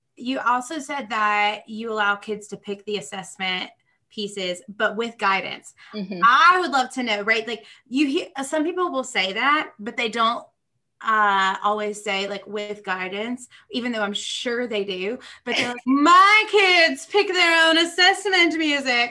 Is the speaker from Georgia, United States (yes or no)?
yes; Georgia, United States; also born or lived in Nashville, Tennessee; I'm from Georgia